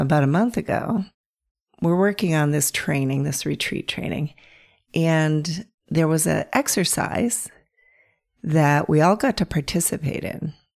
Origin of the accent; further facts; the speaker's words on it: North Central Pennsylvania, United States; I grew up in North Central Pennsylvania